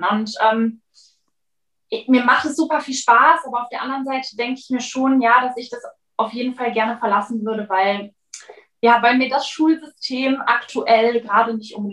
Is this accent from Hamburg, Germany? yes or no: no; Cologne, North Rhine-Westphalia, Germany; falls ich es noch nicht gesagt habe, ich komme aus Köln.